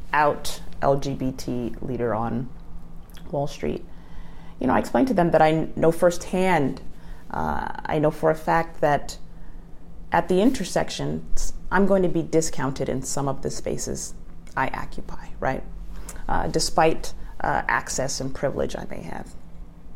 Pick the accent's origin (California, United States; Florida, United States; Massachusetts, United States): California, United States; Los Angeles; I'm from Los Angeles